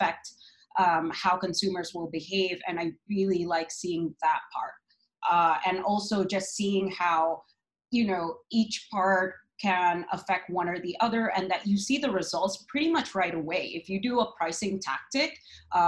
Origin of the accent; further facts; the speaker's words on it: Boston, Massachusetts, United States; also born or lived in New York; now in Jakarta, Indonesia; I grew up in Boston. So I was raised there